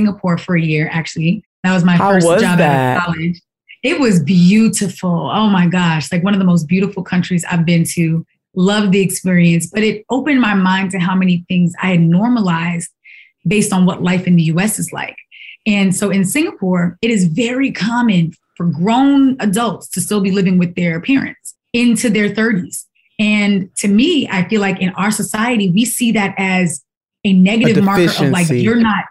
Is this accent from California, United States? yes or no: no; New York, United States; as a New Yorker